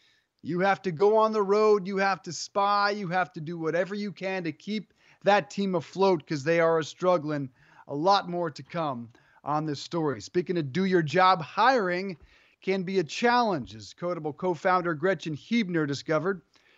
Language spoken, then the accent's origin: English; Colorado, United States; I'm from Colorado.